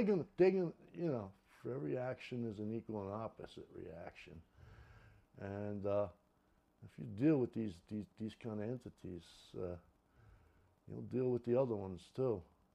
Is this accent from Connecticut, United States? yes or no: no; New York City, New York, United States; I'm just so American, man. I'm from Brooklyn. What can I do? Can't help myself. I'm from Brooklyn.